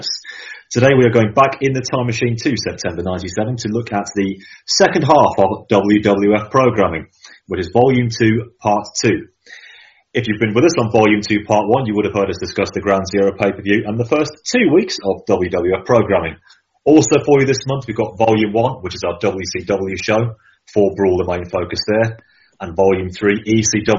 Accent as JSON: {"language": "English", "town": "Birmingham", "region": "West Midlands", "country": "United Kingdom", "tie": "born or raised there", "said": "here in Birmingham, England, my hometown"}